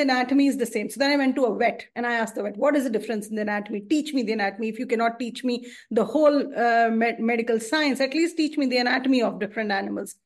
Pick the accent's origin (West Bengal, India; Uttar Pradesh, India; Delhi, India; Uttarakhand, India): Delhi, India; New Delhi; I'm from India and I'm from New Delhi.